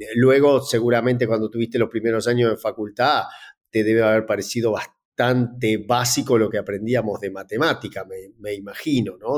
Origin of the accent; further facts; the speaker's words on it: Argentina; Yo soy originario de Argentina